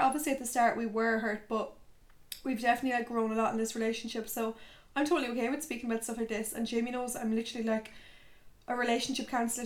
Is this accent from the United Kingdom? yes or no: no; Tipperary, Munster, Ireland; moved away as an adult; now in Limerick, Ireland; My hometown friends are in Tips